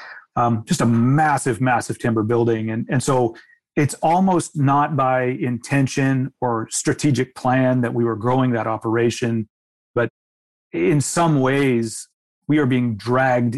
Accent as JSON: {"language": "English", "country": "United States", "moved": "as an adult", "lives_now": "Canada", "said": "I'm an American myself"}